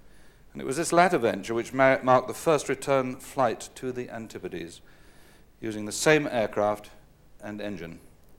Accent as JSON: {"language": "English", "area": "North Staffordshire Moorlands", "region": "West Midlands", "country": "United Kingdom", "tie": "born or raised there", "said": "a visit to my hometown in the North Staffordshire Moorlands."}